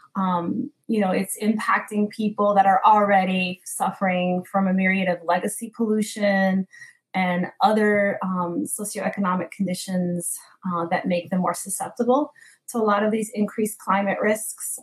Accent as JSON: {"language": "English", "town": "Newark", "region": "New Jersey", "country": "United States", "tie": "born or raised there", "said": "in my hometown of Newark and New Jersey"}